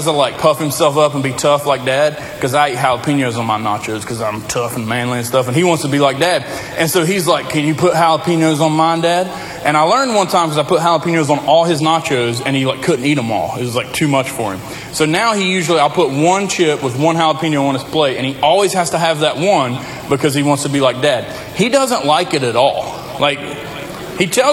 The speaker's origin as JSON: {"language": "English", "area": "Lincoln County", "region": "Appalachia", "country": "United States", "tie": "born or raised there", "said": "I grew up in Lincoln County, redneck, Appalachia, country is all get out."}